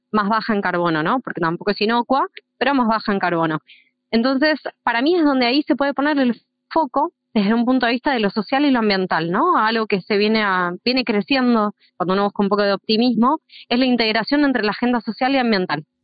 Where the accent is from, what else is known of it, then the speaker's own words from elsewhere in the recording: Argentina; also born or lived in outskirts of Buenos Aires; en donde vivo yo, en una zona rural, en Argentina, en las afueras de Buenos Aires